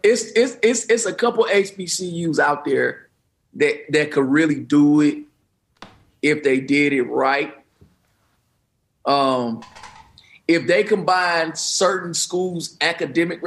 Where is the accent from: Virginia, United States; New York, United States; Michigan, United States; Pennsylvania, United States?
Michigan, United States; Detroit; I'm from Detroit